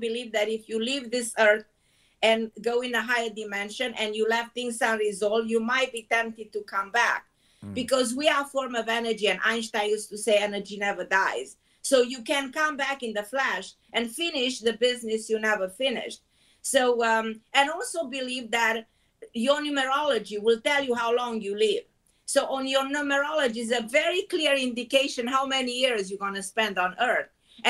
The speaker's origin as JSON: {"language": "English", "country": "Israel", "lives_now": "New York, United States", "said": "I came from Israel and moved to New York."}